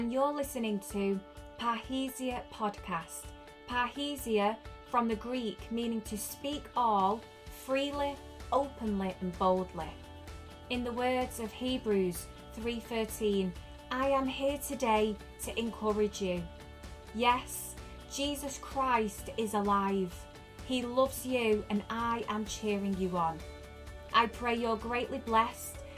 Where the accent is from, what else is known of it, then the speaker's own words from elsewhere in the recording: Manchester, North West England, United Kingdom; I'm from Manchester, you could probably tell by my accent